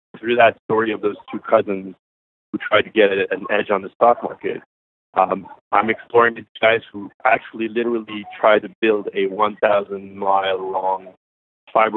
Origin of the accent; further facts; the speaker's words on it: Montreal, Quebec, Canada; I was born and raised in Montreal